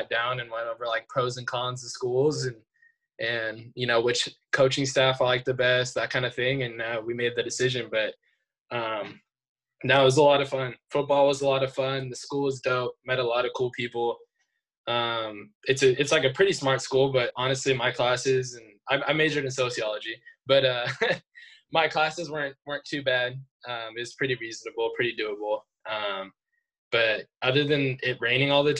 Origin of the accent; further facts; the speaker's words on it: Thousand Oaks, California, United States; now in Los Angeles, United States; I grew up in Thousand Oaks, which is, I'm actually in Thousand Oaks right now